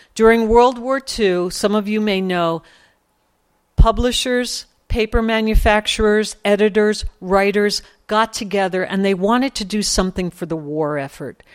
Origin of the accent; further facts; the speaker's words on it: New York City, New York, United States; I grew up in Sunnyside, Queens